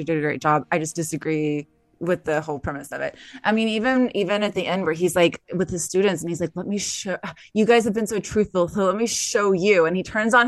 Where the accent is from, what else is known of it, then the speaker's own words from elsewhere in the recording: the South, United States; I'm from the South. I grew up with people who did.